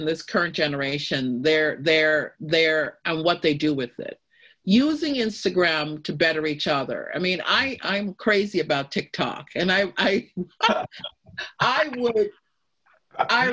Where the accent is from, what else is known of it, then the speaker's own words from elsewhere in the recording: United States; being an American